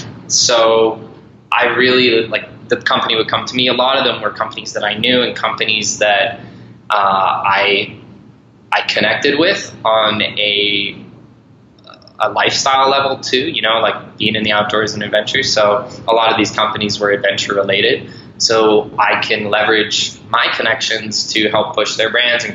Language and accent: English; Ireland; also born or lived in Montana, United States; I was born in Montana and raised in Ireland since I was 7